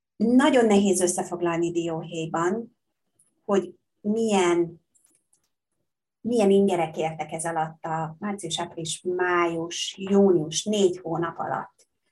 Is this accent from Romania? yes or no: no; Hungary; first language Hungarian; moved away as an adult; also born or lived in Bangkok, Thailand; én magyar vagyok, magyar állampolgár, magyar anyanyelvvel